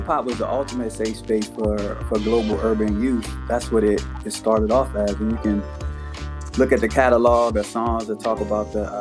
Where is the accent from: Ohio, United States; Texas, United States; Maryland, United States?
Maryland, United States; Prince George's County; I was from Prince George's County, right outside the city